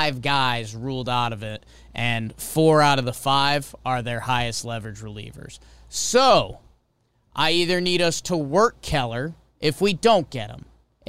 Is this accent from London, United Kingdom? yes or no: yes; London, United Kingdom; Oh, in some cultures. I'm from London.